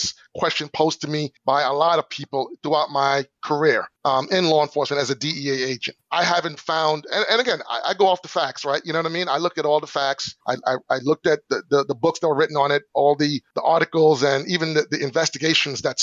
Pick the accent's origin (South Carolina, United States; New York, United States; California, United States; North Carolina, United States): New York, United States; also born or lived in Long Island; I grew up in New York in the 80s